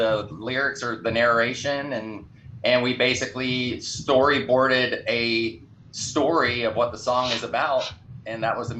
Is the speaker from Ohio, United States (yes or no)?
no; Tampa, Florida, United States; From Tampa, born and raised in Tampa